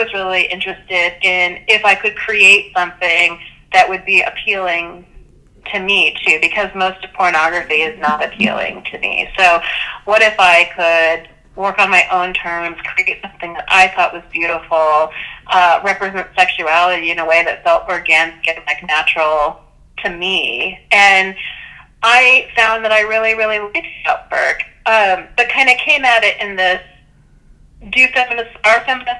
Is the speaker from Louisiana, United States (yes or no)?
no; California, United States; I'm not Catholic, and I grew up in California